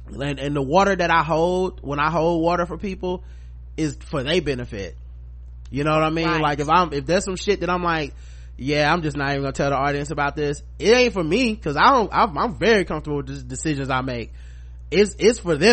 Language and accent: English; the South, United States; we are from the South